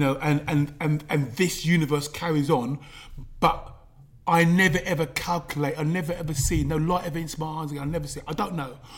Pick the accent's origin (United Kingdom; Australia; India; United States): United Kingdom; London; I was brought up in London N9